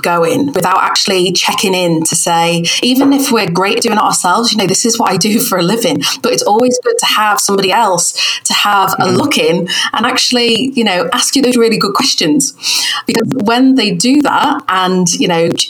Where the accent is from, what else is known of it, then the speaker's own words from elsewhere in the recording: United Kingdom; accent: northern; my northern accent